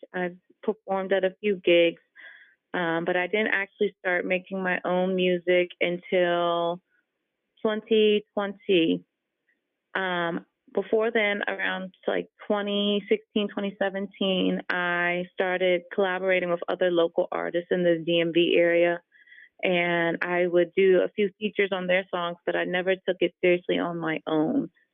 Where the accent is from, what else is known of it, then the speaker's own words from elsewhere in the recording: Maryland, United States; also born or lived in Fairfax, Virginia; I was born in Fairfax, and then I grew up in Maryland.